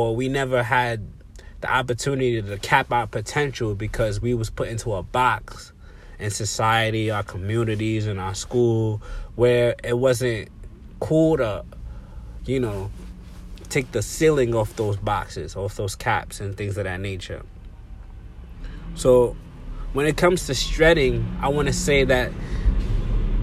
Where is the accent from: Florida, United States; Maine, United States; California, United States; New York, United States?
New York, United States; New York City; where I come from the Bronx, the South Bronx to be exact, Colin Avenue, you know, projects